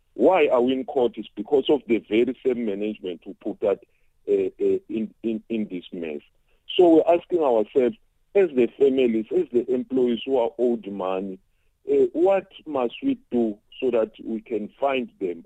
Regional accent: South Africa; as South African

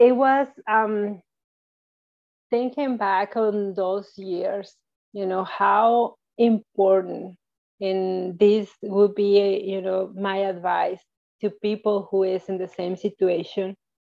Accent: Mexico; moved away as an adult; now in United States; I was born in Mexico. And I lived in Mexico until I got married. So once I got married, I moved to the United States.

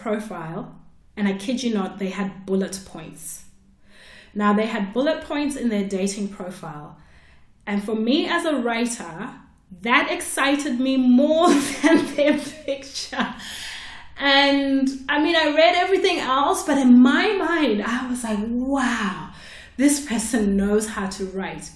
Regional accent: Zimbabwe; I'm from Zimbabwe

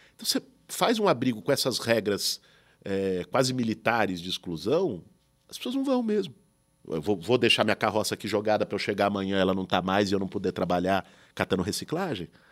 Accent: São Paulo, Brazil; Quando eu nasci, meus pais moravam em Pinheiros, numa travessa da Teodoro Sampaio. Depois, quando eu tinha já uns 10, 11 anos, foram para Perdizes

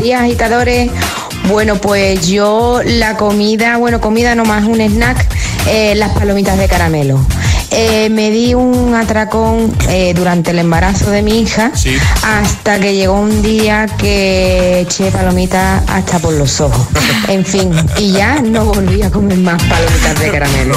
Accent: Madrid, Community of Madrid, Spain; soy de Madrid

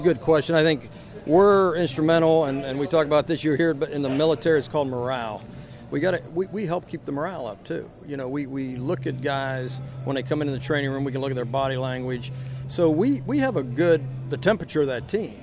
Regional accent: Uniontown, Pennsylvania, United States; moved away as an adult; also born or lived in Louisiana; now in Baton Rouge, United States; we grew up. We're from Uniontown, and we had woodshop

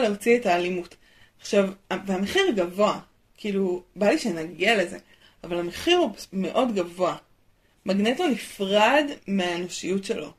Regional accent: Israel

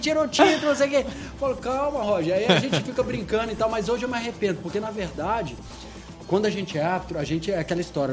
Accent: Poços de Caldas, Minas Gerais, Brazil; Mineiro, sou mineiro

